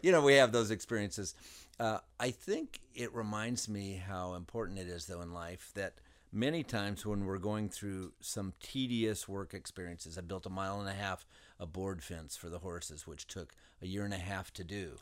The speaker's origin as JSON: {"language": "English", "region": "southern Indiana", "country": "United States", "tie": "born or raised there", "said": "I grew up in Indiana. We lived in southern Indiana"}